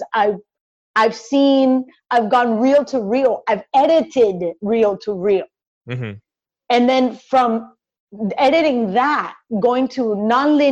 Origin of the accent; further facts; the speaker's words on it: Cali, Valle del Cauca, Colombia; moved away as an adult; born and raised in Cali, Colombia